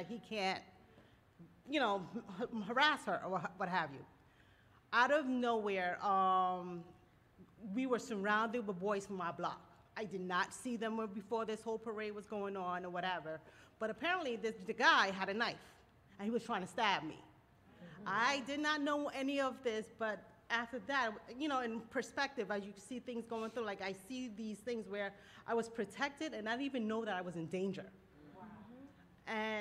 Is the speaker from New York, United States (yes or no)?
yes; New York City, New York, United States; I grew up in Brooklyn